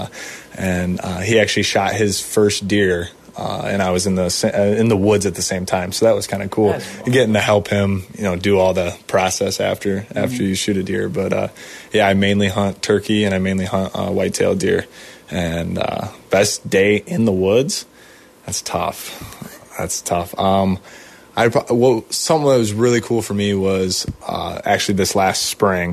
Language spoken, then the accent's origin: English; Bellevue, Ohio, United States; I'm from Bellevue, Ohio